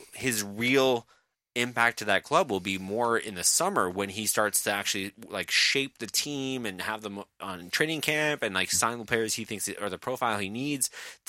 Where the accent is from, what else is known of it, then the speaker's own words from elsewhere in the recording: Glasgow, Scotland, United Kingdom; was born in Glasgow, and who wears the green and white